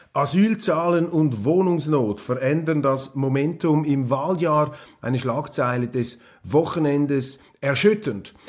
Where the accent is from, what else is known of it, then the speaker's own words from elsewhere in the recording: Switzerland; als Schweizer Journalist im Ausland